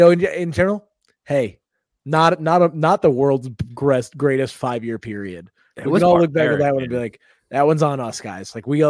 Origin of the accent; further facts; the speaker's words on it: United States; As an American